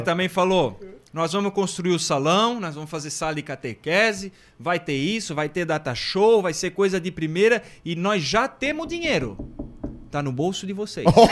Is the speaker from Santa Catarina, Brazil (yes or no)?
yes; Guaramirim, Santa Catarina, Brazil; Eu sou natural de Guaramirim